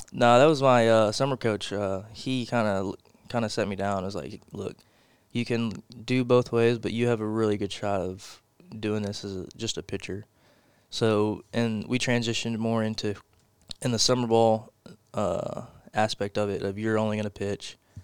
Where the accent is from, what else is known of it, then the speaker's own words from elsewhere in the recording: Porter, Texas, United States; I'm from Porter, Texas. It's North Houston.